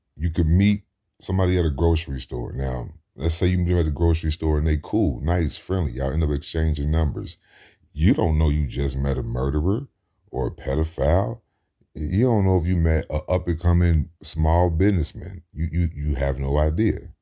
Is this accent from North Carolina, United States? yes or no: no; Cincinnati, Ohio, United States; I grew up in Cincinnati, Ohio, in the Midwest.